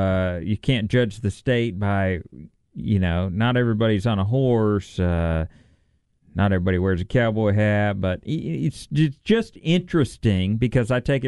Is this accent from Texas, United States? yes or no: yes; Texas, United States; Being a multiple generation, fifth generation Texan.